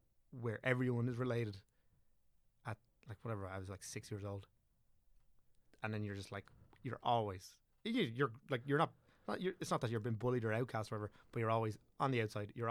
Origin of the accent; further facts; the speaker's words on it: County Wicklow, Ireland; I'm from Wicklow, obviously, and all rest of it, but so I would consider myself from Wicklow.